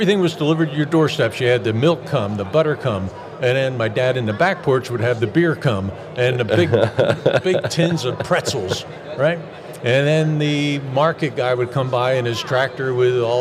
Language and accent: English; Berks County, Pennsylvania, United States; I grew up in the Amish country in Pennsylvania